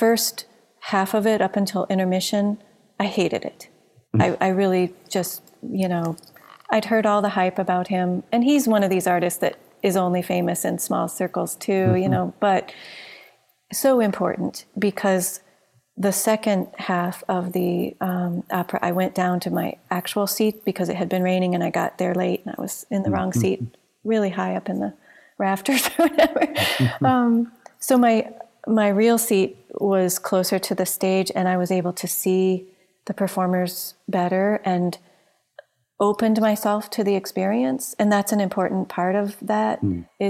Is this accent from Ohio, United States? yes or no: yes; Ohio, United States; I grew up in Ohio.